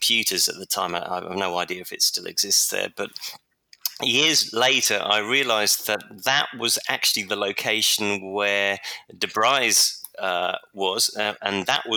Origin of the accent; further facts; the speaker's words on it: London, United Kingdom; Yeah, I was born in London